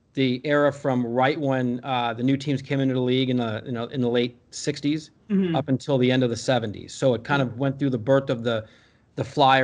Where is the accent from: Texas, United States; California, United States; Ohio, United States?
California, United States; also born or lived in Skokie, Illinois; now in Dallas, United States; we moved to California when I was about five